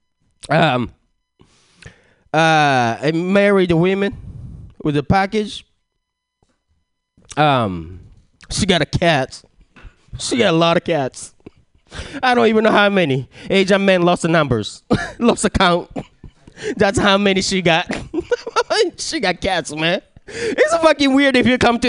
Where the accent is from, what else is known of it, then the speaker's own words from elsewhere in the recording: Japan; English is a second language; moved away; I was born and raised in Japan. Trying to get this language thing down, but it never happened.